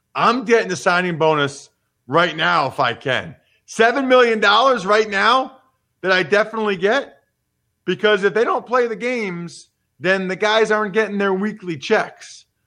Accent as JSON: {"language": "English", "country": "United States", "said": "being an American"}